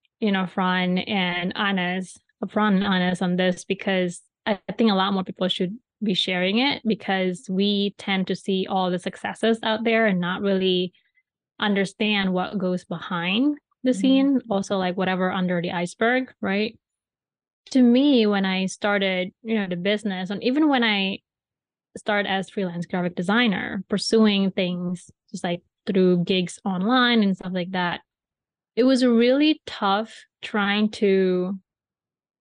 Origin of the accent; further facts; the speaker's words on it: Bali, Indonesia; moved away; when I was growing up in Bali